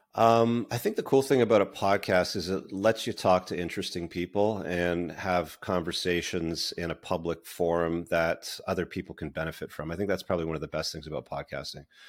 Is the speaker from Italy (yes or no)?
no; Toronto, Ontario, Canada; also born or lived in United Kingdom; I was born in the U K, but I grew up mostly in the Greater Toronto Area.